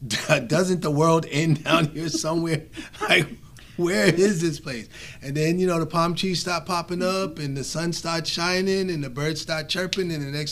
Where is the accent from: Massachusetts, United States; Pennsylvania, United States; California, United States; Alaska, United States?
Massachusetts, United States; Boston; moved away as an adult; also born or lived in San Antonio, Texas; now in Rio Grande Valley, Texas, United States; So we're originally from Boston, Massachusetts. We relocated to San Antonio in 1989